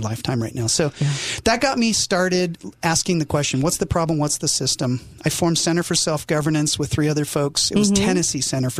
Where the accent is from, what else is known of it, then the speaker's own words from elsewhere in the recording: South Korea; also born or lived in England / Japan; now in United States; I didn't grow up in America. I was born in England, raised in Korea, served in Japan my entire Air Force career.